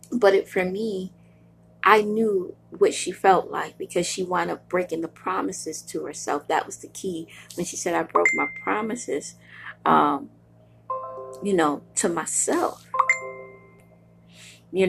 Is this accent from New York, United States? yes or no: yes; New York City, New York, United States; now in Buffalo, United States; I am a girl from Brooklyn, New York. I love Brooklyn